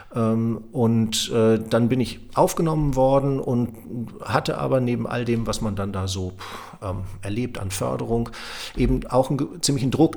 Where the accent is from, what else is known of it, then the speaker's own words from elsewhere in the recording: Lower Saxony, Germany; moved away; also born or lived in Münster; dann bin ich nach Göttingen gegangen, weil man das als Niedersachse so macht